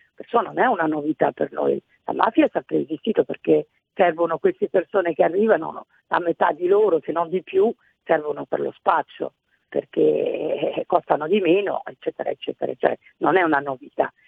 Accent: Italy; sono cresciuta anche in Italia

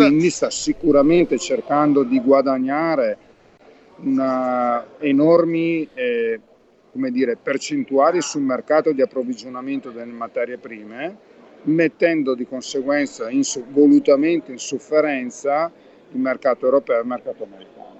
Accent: Verona, Veneto, Italy; io sono veronese in realtà

